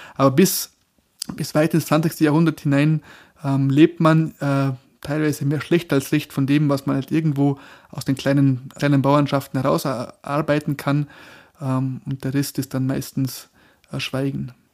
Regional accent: Bregenzerwald, Vorarlberg, Austria; moved away as an adult; now in Innsbruck, Austria; Ich bin ja ein, ein Bregenzer Wälder Gewächs, also ähm, bis in, ich weiß nicht, in welche Generation zurück, soweit ich weiß jedenfalls ähm, und bin im bäuerlichen Milieu aufgewachsen

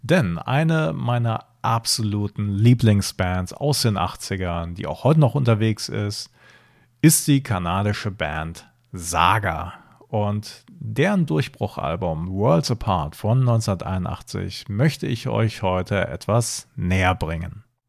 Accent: Germany; Ich bin zwar im Rheinland geboren, aber meine Eltern sind zugezogen

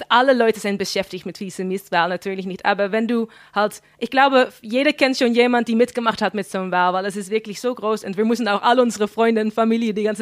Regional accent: Flevoland, Netherlands; ich bin dann in Flevoland aufgewachsen und das ist wirklich sehr multikulti dort.

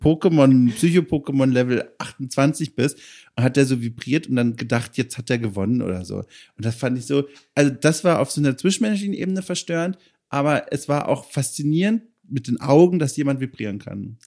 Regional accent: Southern Germany, Germany; moved away as an adult; also born or lived in Berlin; now in Hamburg, Germany; ich komme ja aus Süddeutschland

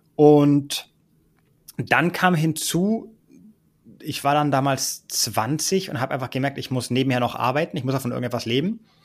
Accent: Ibiza, Balearic Islands, Spain; moved away as an adult; also born or lived in Berlin, Germany; Ich bin da sozusagen groß geworden

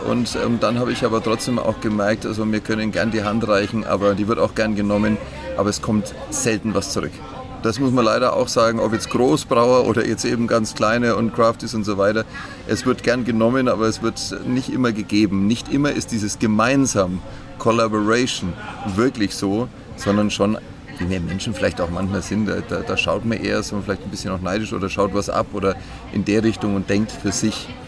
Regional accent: Bayreuth, Bavaria, Germany; Ich liebe Bayreuth, ist meine Heimat.

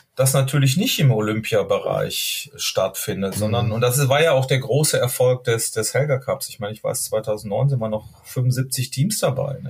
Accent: Duisburg, North Rhine-Westphalia, Germany; now in Hamburg, Germany; wir kommen ja eigentlich aus, aus Duisburg

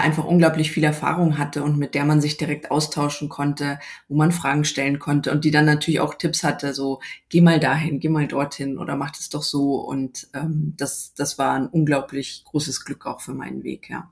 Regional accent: Munich, Bavaria, Germany; ich bin eben aus München

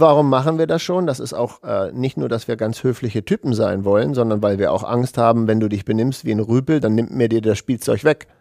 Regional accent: Hanover region, Lower Saxony, Germany; es ist ja auch meine Heimat

